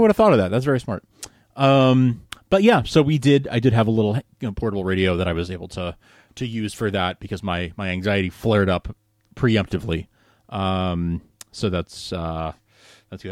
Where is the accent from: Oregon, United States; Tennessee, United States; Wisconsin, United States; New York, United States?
New York, United States; growing up in New York